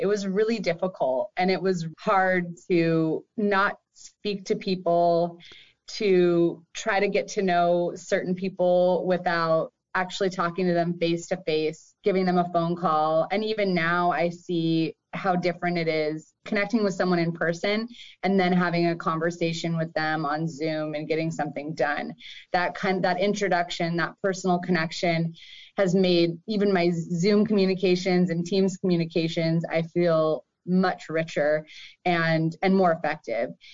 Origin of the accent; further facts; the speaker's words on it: Marysville, Washington, United States; also born or lived in Everett; I grew up in Marysville